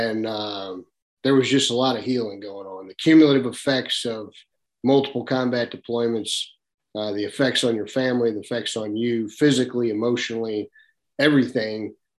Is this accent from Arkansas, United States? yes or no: yes; Arkansas, United States; and I grew up in Arkansas duck hunting. It was my passion.